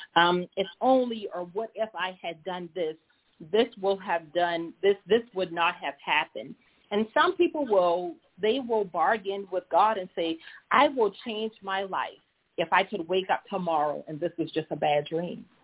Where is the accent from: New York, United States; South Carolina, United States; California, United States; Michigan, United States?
South Carolina, United States; Charleston; accent: Low Country; moved away as an adult; I am a native of Charleston, South Carolina. For many of you in South Carolina, you probably heard my accent, so you know I am from the Low Country.